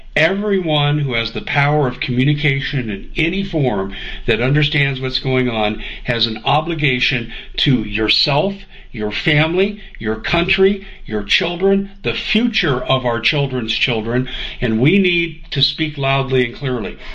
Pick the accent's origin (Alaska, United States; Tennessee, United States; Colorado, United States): Colorado, United States; moved away; also born or lived in Arizona; I grew up in Colorado.